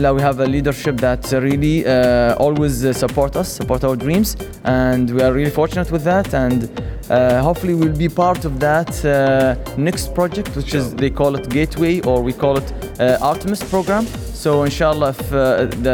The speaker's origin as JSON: {"language": "English", "town": "Liwa", "region": "Abu Dhabi", "country": "United Arab Emirates", "tie": "born or raised there", "said": "my hometown, from Liwa"}